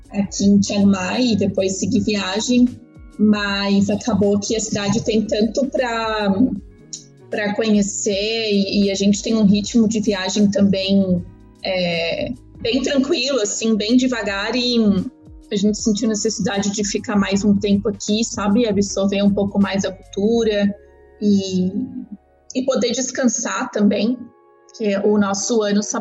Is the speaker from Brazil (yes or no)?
no; Argentina; born there; não, eu não sou brasileira, nasci na Argentina e blá blá blá.